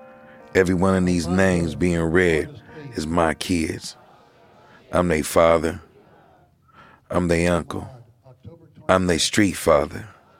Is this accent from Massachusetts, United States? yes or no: no; Oakland, California, United States; Then you got us in the flatlands in East Oakland.